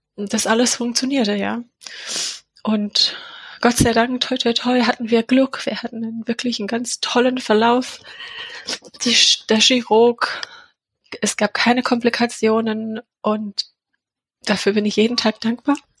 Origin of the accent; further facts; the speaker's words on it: England, United Kingdom; German is a second language; now in Leonberg, Germany; Ich komme aus England und wohne in der Nähe von Leonberg